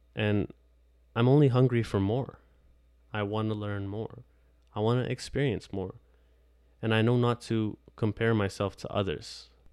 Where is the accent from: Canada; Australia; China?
Canada; Ontario; I am from Canada, Ontario